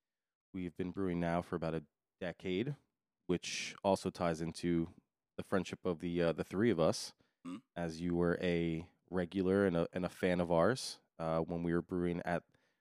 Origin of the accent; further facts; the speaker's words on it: Westwood, New Jersey, United States; I am also from New Jersey in a little town called Westwood.